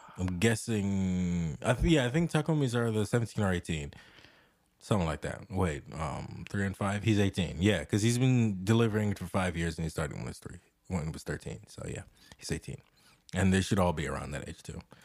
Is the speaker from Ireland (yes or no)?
no; Jamaica; the whole time when I was growing up in Jamaica